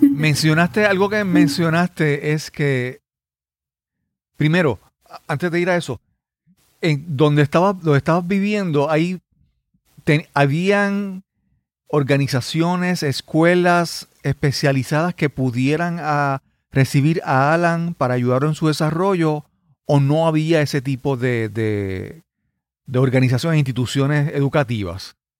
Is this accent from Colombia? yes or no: no; Yabucoa, Puerto Rico; mi pueblo natal es, le, los equipos deportivos de mi pueblo le llaman los azucareros